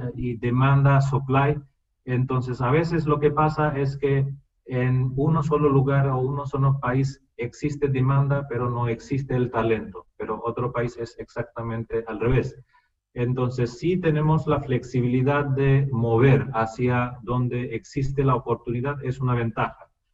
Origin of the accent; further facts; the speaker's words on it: India; Spanish is a second language; moved away; entre eh, dos indios el único idioma común es inglés, porque todos hablamos en idioma nativa, cuál es diferente